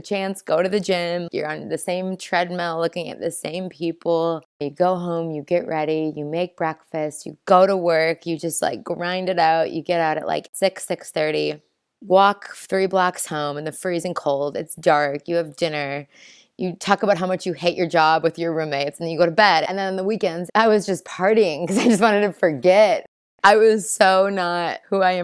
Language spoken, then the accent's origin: English; Minnesota, United States; moved away as an adult; also born or lived in Chicago; now in New Zealand; I am from Minnesota originally, where I was born and raised.